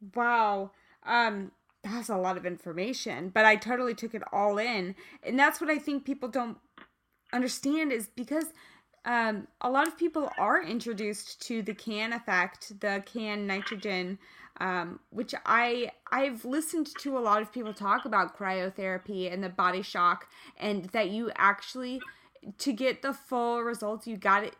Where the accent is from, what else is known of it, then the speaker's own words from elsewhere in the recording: Kansas City, United States; moved away; I'm originally from Kansas City